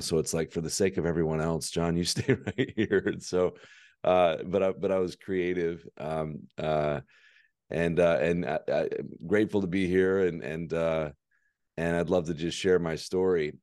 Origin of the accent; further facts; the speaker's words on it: Birmingham, Alabama, United States; born and raised in Birmingham, Alabama